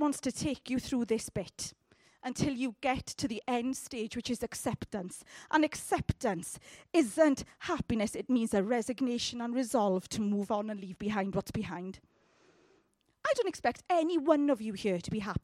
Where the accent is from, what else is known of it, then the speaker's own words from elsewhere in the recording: United Kingdom; we are terribly British